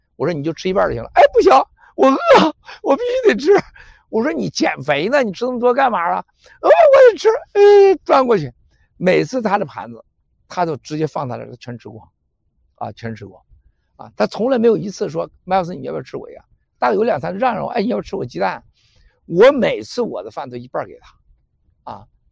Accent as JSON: {"language": "Chinese", "country": "China", "moved": "yes", "said": "我们中国人最大的问题就是爱撒谎"}